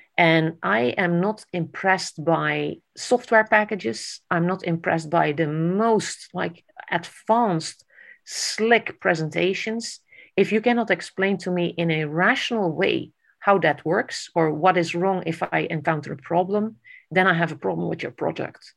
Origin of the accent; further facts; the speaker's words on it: Netherlands; I grew up in the Netherlands